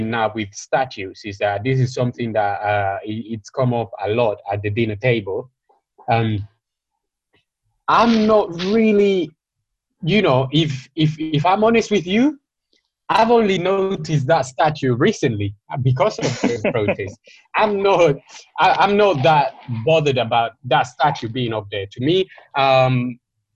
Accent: Madrid, Community of Madrid, Spain; moved away; in Spain, I grew up in Madrid

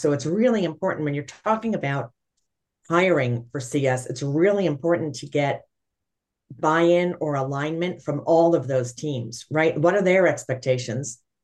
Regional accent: New York City, New York, United States; I'm a New Yorker by trade

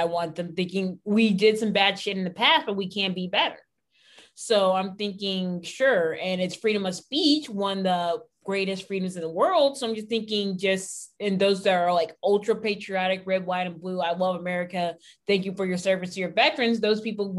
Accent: United States; I mean, so I mean, I'm a proud American

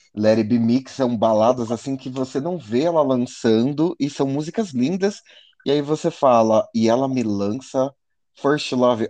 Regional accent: Brazil; como brasileiro

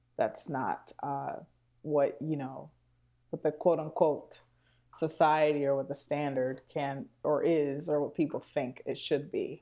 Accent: Houston, Texas, United States; moved away as an adult; also born or lived in New York; now in Chicago, United States; I'm from Houston, Texas.

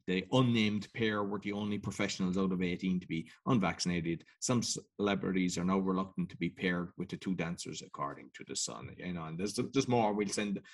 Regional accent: Cork, Munster, Ireland; I come from Cork in Ireland

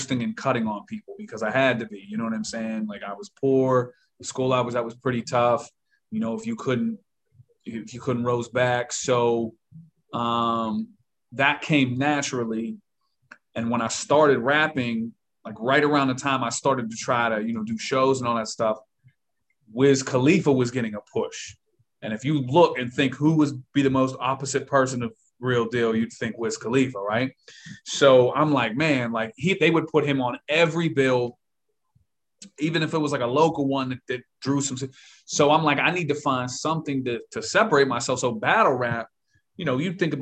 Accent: Pittsburgh, Pennsylvania, United States; I grew up in a pretty rough little neighborhood in Pittsburgh

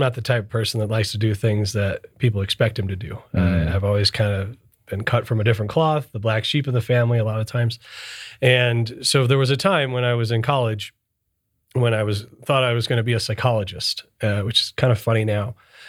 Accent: Michigan, United States; So I was born and raised in Michigan, northern Detroit suburbs, and I'm Sicilian.

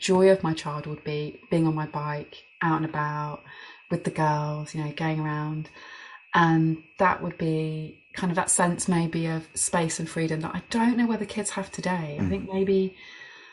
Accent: Birmingham, West Midlands, United Kingdom; And so I grew up in Birmingham, a big city.

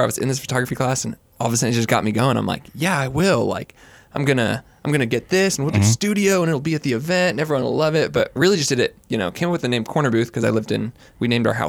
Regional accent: Los Angeles, California, United States; moved away as an adult; also born or lived in Kansas; now in Waco, United States; I'm born and raised in Los Angeles, California. Came out to go to Baylor University. Was there for 4 years. Graduated. Have kind of bounced around the country since then. In that time, got married. Been back in Waco.

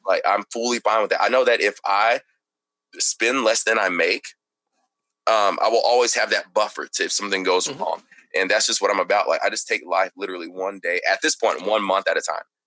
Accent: Texarkana, Texas, United States; also born or lived in Plano, Texas; I was born in Texarkana, Texas

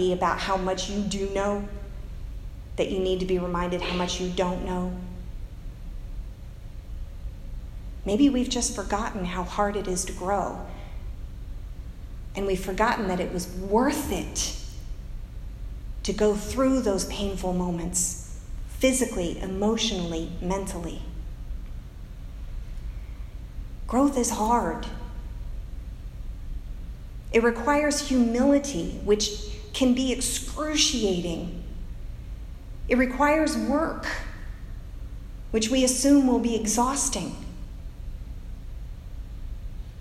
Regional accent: United States; as American Christians

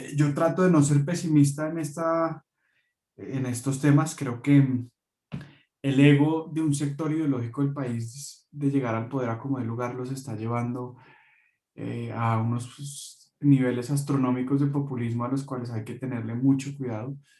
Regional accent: Venezuela; now in Chile; soy venezolana con nacionalidad colombiana, residente chilena hace varios años

